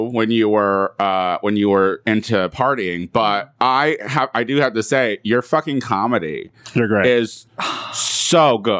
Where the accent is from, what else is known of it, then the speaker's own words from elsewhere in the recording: Central Illinois, United States; moved away; I'm from Central Illinois.